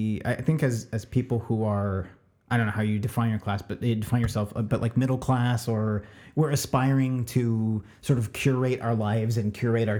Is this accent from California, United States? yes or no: yes; California, United States; as a child growing up in Southern California and passing for white